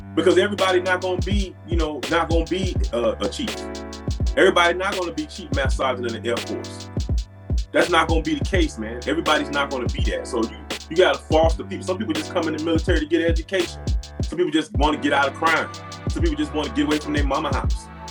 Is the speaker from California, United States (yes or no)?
no; Miami, Florida, United States; moved away as an adult; when I was growing up in Miami